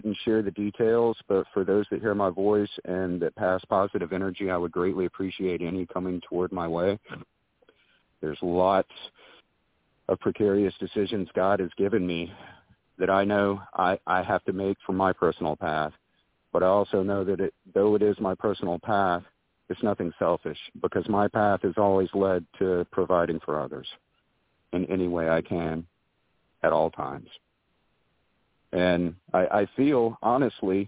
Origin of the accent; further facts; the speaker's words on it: North Carolina, United States; I was born and raised here in the Carolinas